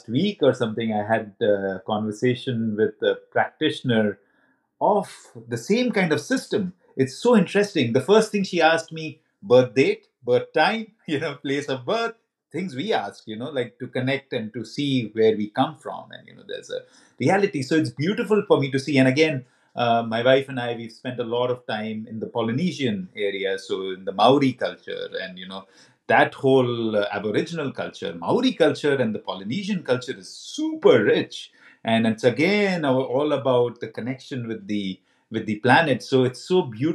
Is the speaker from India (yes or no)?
yes; India; I come from India as well, and I'm deeply rooted in that culture